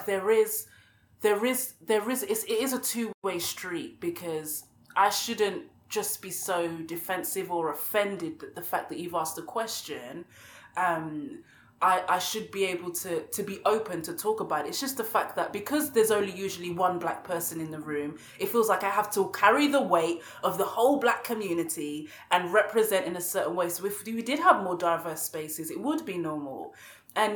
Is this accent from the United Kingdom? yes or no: yes; Bexleyheath, London, United Kingdom; I grew up in Kent, in Bexley Heath.